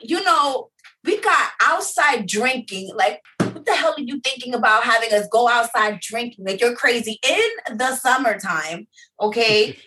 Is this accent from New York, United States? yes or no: yes; New York City, New York, United States; I am from Harlem